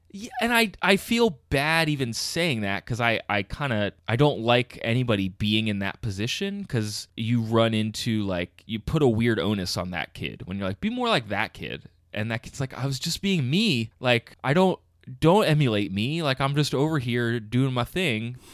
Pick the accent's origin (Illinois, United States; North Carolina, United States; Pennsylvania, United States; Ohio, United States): Pennsylvania, United States; King of Prussia; I grew up just outside of Philly, actually about 20 minutes outside of Philly, in a town called King of Prussia, Pennsylvania